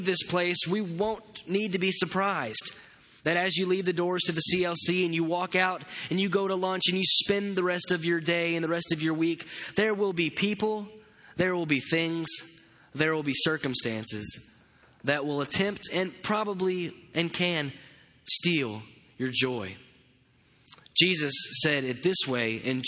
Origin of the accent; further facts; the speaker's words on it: Katy, Texas, United States; I grew up in Katy, Texas